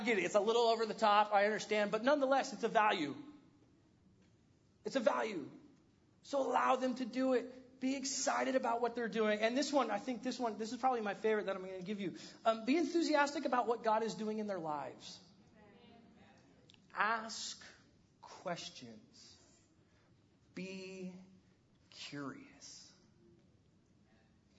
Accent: California, United States; I grew up in California

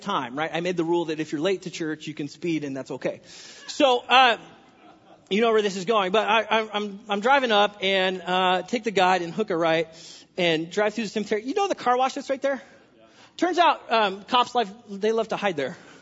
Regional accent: California, United States; now in Washington, United States; I'm from California

